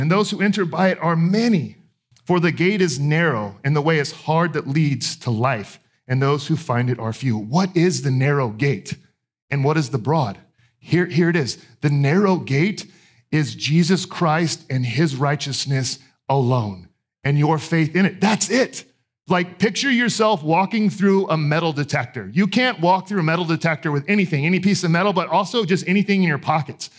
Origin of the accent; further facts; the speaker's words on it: Texas, United States; I grew up in Texas